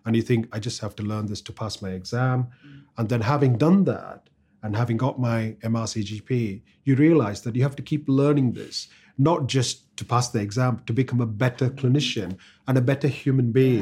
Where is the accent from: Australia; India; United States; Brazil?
India; first language Tamil; English is a second language; moved away as an adult; now in United Kingdom; English is not my first language. I used to speak Tamil